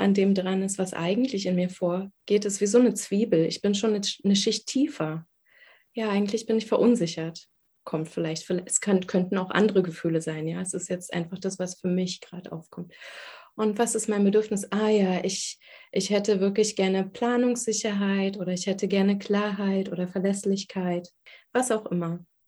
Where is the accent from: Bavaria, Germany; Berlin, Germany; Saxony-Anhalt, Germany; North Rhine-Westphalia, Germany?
Berlin, Germany; Ich bin Berlinerin, ähm, im Ostteil der Stadt geboren, die ersten sieben Jahre dort aufgewachsen